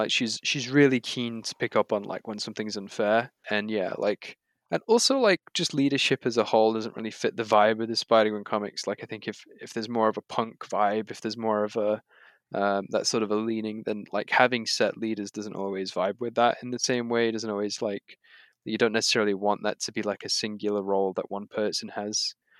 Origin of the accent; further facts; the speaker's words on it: United Kingdom; as a British person from Britain, I get all of the references they're making